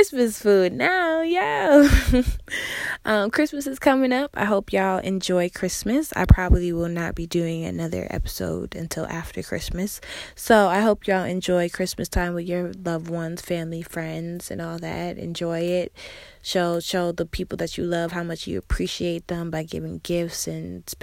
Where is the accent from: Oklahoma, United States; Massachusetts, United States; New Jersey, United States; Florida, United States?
Massachusetts, United States; also born or lived in South Carolina / New York; now in Houston, United States; I was born and raised in Massachusetts